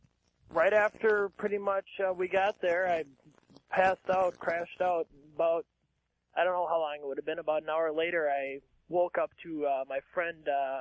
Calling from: Minnesota, United States

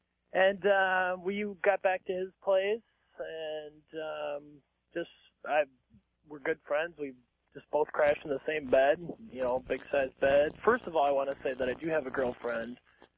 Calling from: Minnesota, United States

